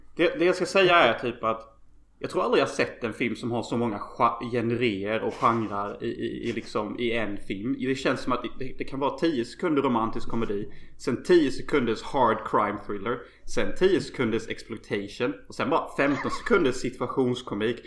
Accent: Unnaryd, Jönköping County, Sweden; now in Los Angeles, United States; alla mina grannar i Önneryd där jag kommer ifrån

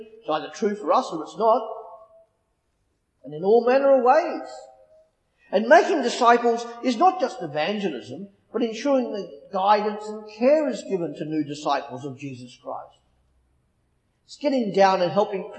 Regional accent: Australia; moved away as an adult; now in England; Growing up in Australia, I was raised by my parents

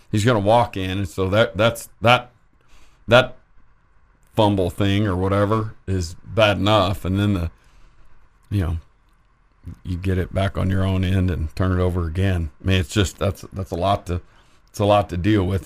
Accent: Lubbock, Texas, United States; I'm ….

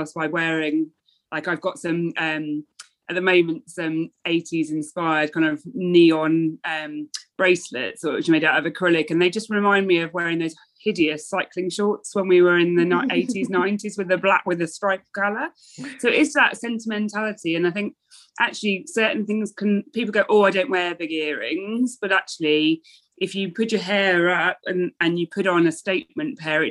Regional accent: near the Birmingham NEC, West Midlands, United Kingdom; also born or lived in London; now in Norwich, United Kingdom; I grew up near the Birmingham NEC

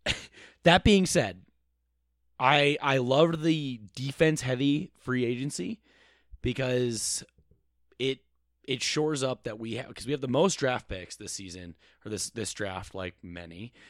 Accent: Eden Prairie, Minnesota, United States; I'm from the Twin Cities. I went to Eden Prairie. Uh, I'm um, in Minnesota.

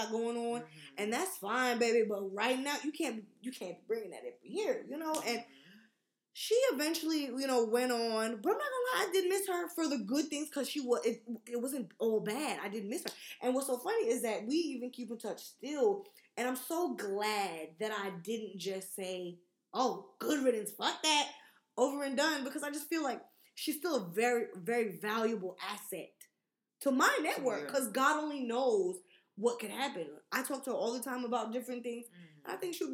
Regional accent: New York, United States; I'm from New York

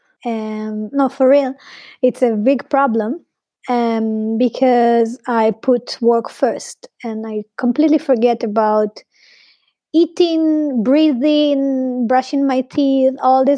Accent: Arad, Southern District, Israel; English is a second language; moved away as an adult; now in Berlin, Germany; really reminded me my hometown. I'm from Arad. That it's a very small town in the desert of Israel-Palestine

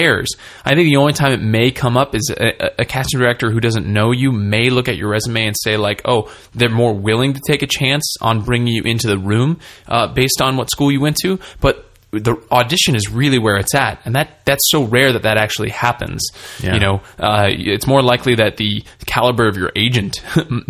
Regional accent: California, United States; I'm from California

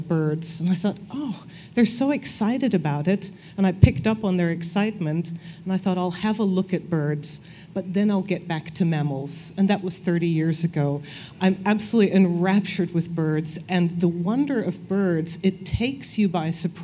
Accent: Philadelphia, Pennsylvania, United States; moved away as an adult; now in Adelaide, Australia; I grew up in Philadelphia, which was a really big city

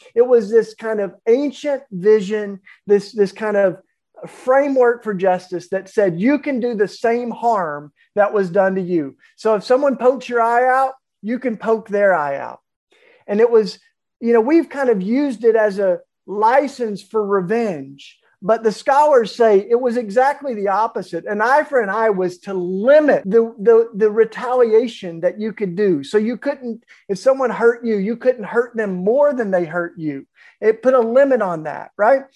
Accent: the Bible Belt, United States; I, I grew up of all in the Bible Belt

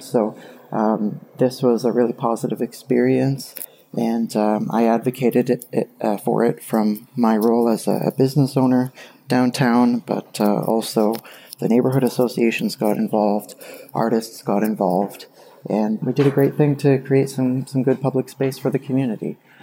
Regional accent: Kitchener, Ontario, Canada; I'm calling from Kitchener, Ontario. And, uh, I have a story about a project I've been involved in in my hometown

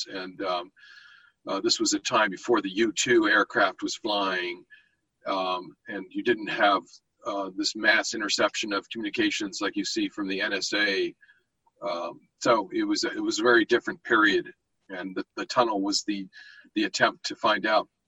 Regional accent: Berlin, Germany; born there; I was born in in Berlin too, where my father was stationed um, in 1960

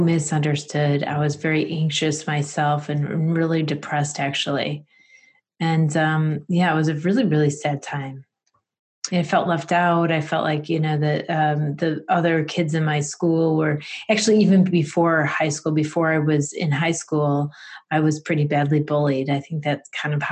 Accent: Rochester, New York, United States; I'm in Rochester, New York. So it's upstate New York in the western side

